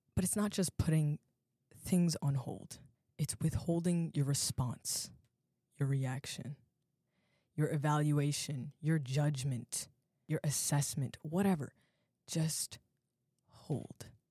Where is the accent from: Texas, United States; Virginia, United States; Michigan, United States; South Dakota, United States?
Virginia, United States; Alexandria; I'm from Alexandria, Virginia